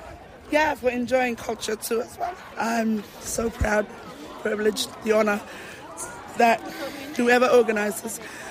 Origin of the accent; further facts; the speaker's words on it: Outer Islands, Cook Islands; we are from the Outer Islands.